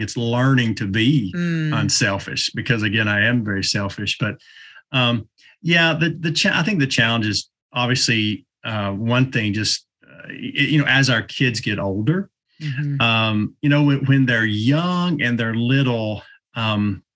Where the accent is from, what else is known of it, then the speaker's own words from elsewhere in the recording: East Tennessee, United States; I'm from East